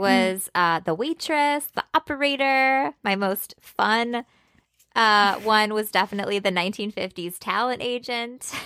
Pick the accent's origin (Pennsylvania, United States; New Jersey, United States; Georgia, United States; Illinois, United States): Illinois, United States; Chicago; I grew up in Chicago